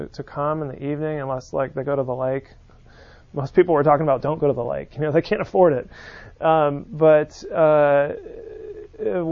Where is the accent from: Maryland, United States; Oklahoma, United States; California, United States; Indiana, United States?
California, United States; San Francisco; now in Birmingham, United States; I grew up on the West Coast